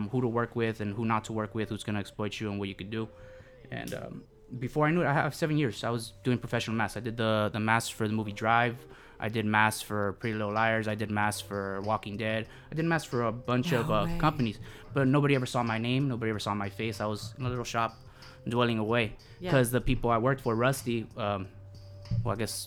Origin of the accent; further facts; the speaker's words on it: Los Angeles, California, United States; Pacoimas. I've been living there my whole life.